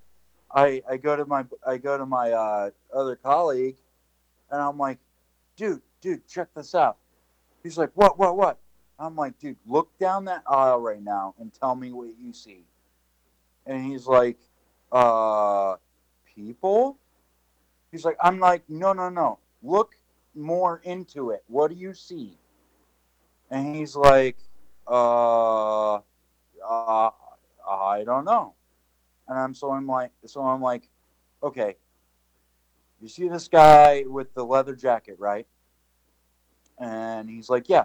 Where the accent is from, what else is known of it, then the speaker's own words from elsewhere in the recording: Boston, Massachusetts, United States; I'm from Boston